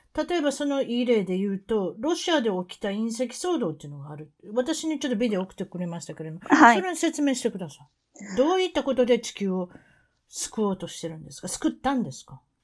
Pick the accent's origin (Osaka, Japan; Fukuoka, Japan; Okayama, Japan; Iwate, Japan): Osaka, Japan; 大阪から来たおばちゃんですから